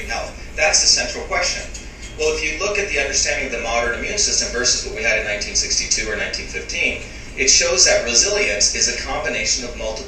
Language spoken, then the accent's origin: English; Mumbai, Maharashtra, India; When I grew up in Bombay, India, we had slums